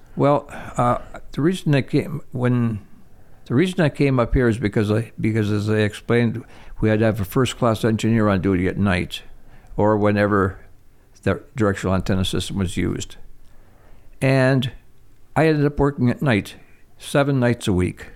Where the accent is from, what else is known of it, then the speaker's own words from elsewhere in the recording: Toivola, Michigan, United States; I was born in Toivola, Michigan.